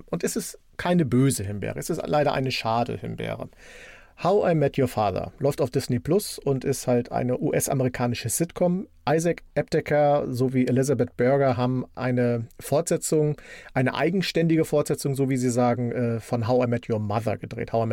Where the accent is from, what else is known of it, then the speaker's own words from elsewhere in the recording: East Germany, Germany; ich bin ja ein Kind der DDR und als die Wende kam und die Videotheken bei uns Einzug hielten, sind wir natürlich in die Videotheken gelaufen.